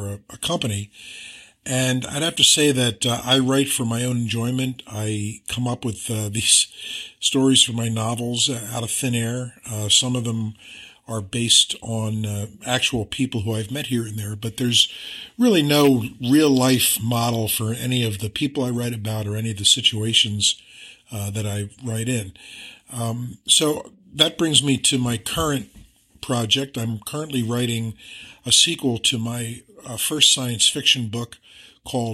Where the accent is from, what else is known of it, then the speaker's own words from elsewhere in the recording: Philadelphia, Pennsylvania, United States; my hometown of Philadelphia